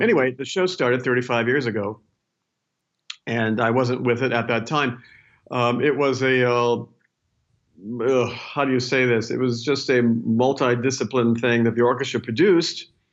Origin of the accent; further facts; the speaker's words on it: Indiana, United States; moved away; I'm from Indiana